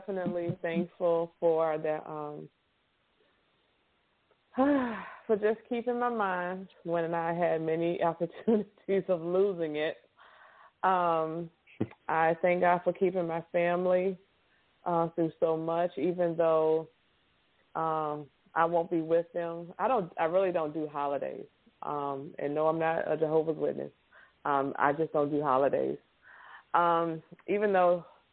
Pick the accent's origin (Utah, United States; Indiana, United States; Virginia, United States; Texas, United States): Virginia, United States; now in Louisiana, United States; I'm from Virginia originally. I live in Louisiana.